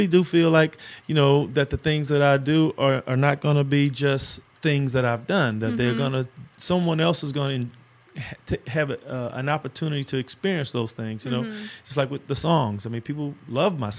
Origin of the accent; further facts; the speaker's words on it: Los Angeles, California, United States; I grew up in South Central Los Angeles